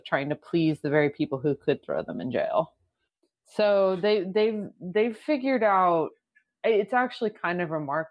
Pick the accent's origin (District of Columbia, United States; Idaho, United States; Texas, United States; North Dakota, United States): Texas, United States; now in Philadelphia, United States; I am from Texas. I live in Pennsylvania right now.